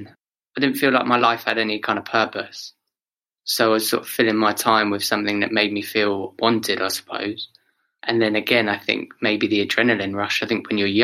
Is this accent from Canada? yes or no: no; Oxford, South East England, United Kingdom; I grew up in Oxford